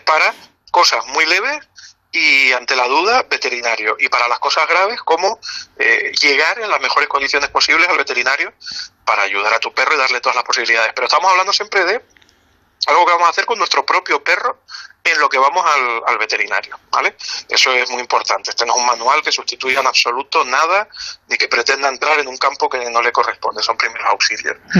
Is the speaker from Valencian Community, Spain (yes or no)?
no; Canary Islands, Spain